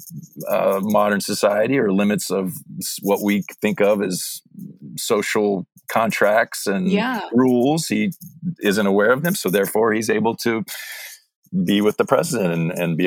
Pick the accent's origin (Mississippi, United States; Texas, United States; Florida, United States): Mississippi, United States; I'm actually from Mississippi. I grew up in Mississippi.